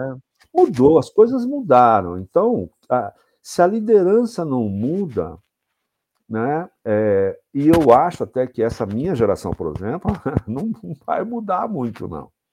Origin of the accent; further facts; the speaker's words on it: São Paulo, Brazil; moved away as an adult; now in Jundiaí, Brazil; sou paulistano, sou da capital de São Paulo, mas moro há 11 anos na cidade de Jundiaí